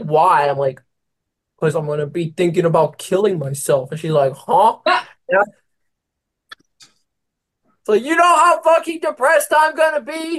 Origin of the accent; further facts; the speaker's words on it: Philippines; Every time I say I'm Filipino, people lose their shit, and I don't understand.